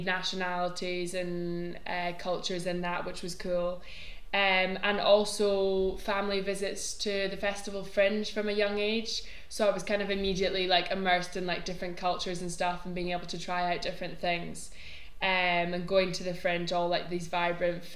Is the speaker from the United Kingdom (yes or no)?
yes; Edinburgh, Scotland, United Kingdom; growing up in Edinburgh got the best of everything.